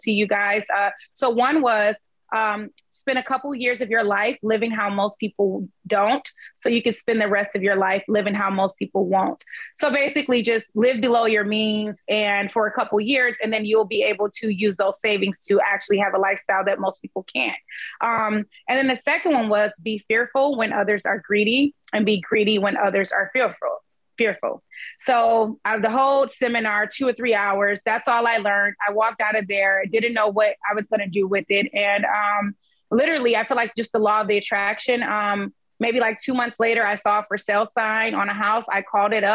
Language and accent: English; Detroit, Michigan, United States; I am from Detroit, Michigan, born and raised, been here this whole time and invest here